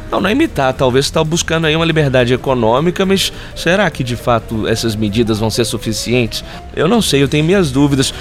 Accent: Belo Horizonte, Minas Gerais, Brazil; Nós somos aqui de Belo Horizonte

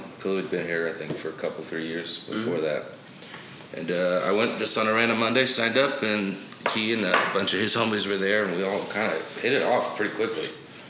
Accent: Houston, Texas, United States; moved away; also born or lived in Nashville / Austin; Houston. That's where I was born.

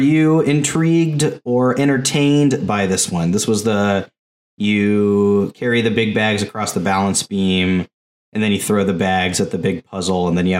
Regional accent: Sulphur, Oklahoma, United States; For years, my hometown of Sulphur, Oklahoma, had a sign that said the home of ….

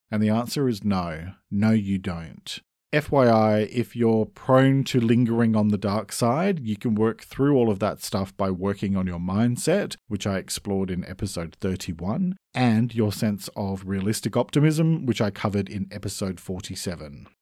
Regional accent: Australia; I'm an Australian writer

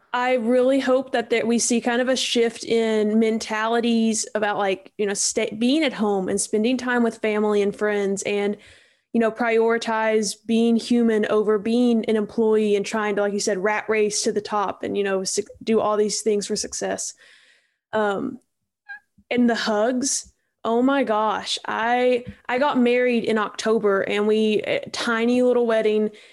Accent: Eastern Kentucky, United States; I'm from Eastern Kentucky, and so it, in where I'm from, your loyalties are like to your high school

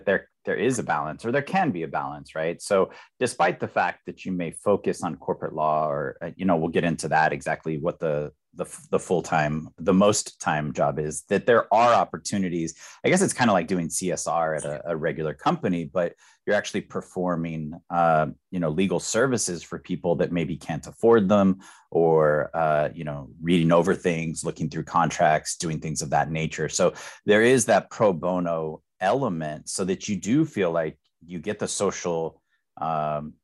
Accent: Texas, United States; I'm from Texas, so we have really good state schools

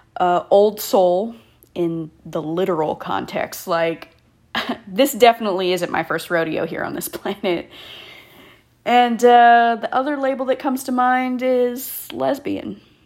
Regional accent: Killeen, Texas, United States; moved away as an adult; also born or lived in Hawaii; born and raised in the Killeen Fort Hood area of Texas.

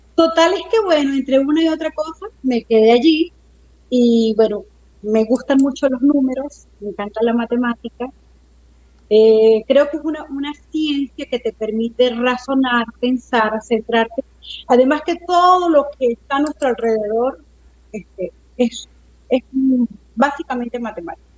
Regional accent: Mérida, Venezuela; moved away as an adult; yo me crié en, en Mérida, en la ciudad de Mérida

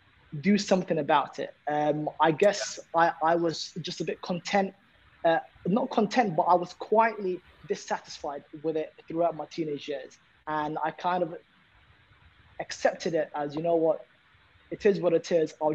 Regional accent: London, United Kingdom; There's 7 of us, you know, growing up in London.

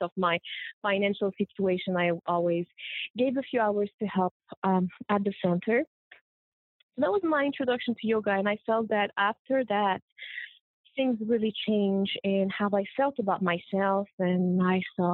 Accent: Morocco; moved away as an adult; also born or lived in Colombia / Montreal, Canada; I was born in Colombia. I was raised in Morocco from a Colombian mother and Moroccan father

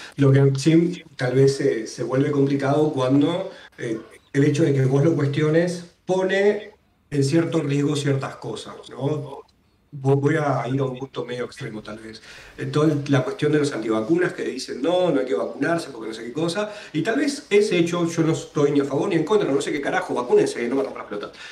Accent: Buenos Aires, Argentina; yo soy porteño pura cepa

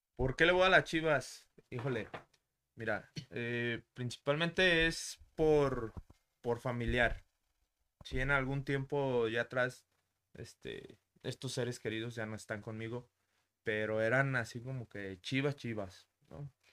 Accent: Zamora, Michoacán, Mexico; also born or lived in Mexico City; Cuando yo vengo ya a vivir a, Zamora

